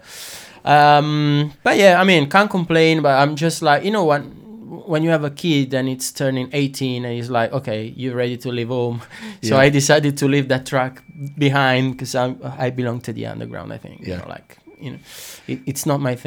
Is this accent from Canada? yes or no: no; Naples, Campania, Italy; English is a second language; moved away as an adult; now in London, United Kingdom; I come from Naples